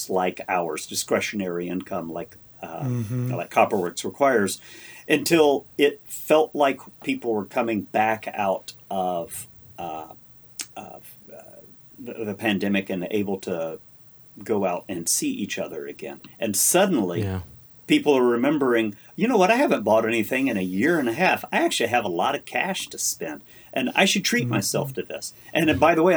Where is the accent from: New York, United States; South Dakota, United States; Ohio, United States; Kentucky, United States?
Kentucky, United States; now in Washington, United States; my home state of Kentucky is where I come from